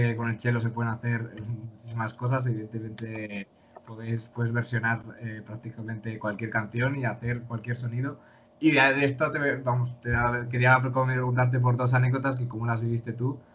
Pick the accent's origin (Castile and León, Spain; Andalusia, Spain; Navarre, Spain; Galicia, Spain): Castile and León, Spain; León; now in Madrid, Spain; yo soy de León